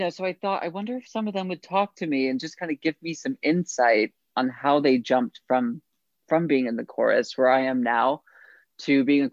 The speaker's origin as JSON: {"language": "English", "region": "upstate New York", "country": "United States", "moved": "as an adult", "lives_now": "New York City, United States", "said": "I'm from upstate New York originally"}